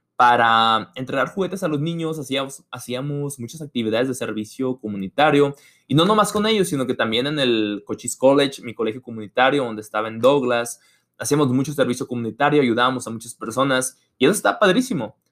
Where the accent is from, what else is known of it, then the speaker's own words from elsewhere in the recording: Mexico; moved away as an adult; now in United States; soy estudiante internacional de México en Estados Unidos